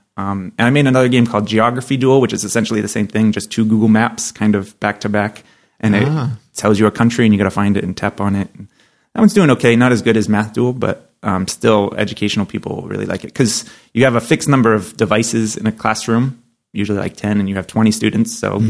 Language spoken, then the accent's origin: English; New Hampshire, United States; I'm from New Hampshire.